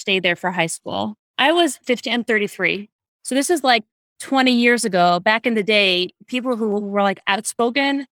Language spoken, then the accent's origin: English; Detroit, Michigan, United States; I grew up in Detroit.